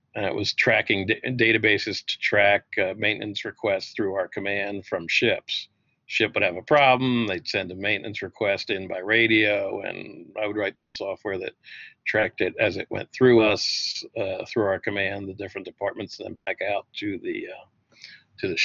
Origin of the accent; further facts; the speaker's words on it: outside of Philadelphia, Pennsylvania, United States; I grew up outside of Philadelphia